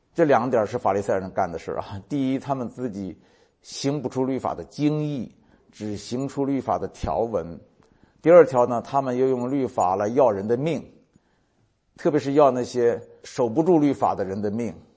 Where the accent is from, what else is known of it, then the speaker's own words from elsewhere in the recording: China; 就咱们中国人，你想想，我在农村长大